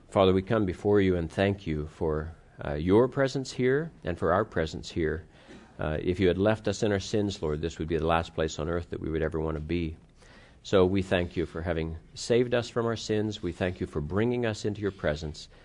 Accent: United States; also born or lived in Pittsburgh, Pennsylvania / Cleveland, Ohio; I grew up in Pittsburgh and Cleveland

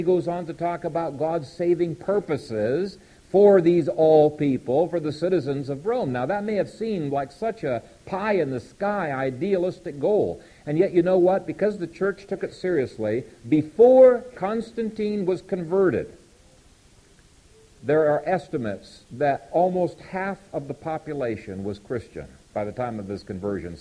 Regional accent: Ethiopia; moved away; the country I grew up in Ethiopia

